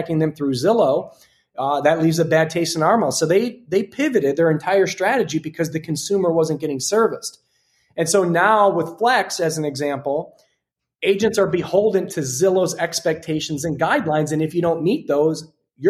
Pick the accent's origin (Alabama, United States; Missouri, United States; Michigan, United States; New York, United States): Michigan, United States; Detroit; now in Scottsdale, United States; I'm from Detroit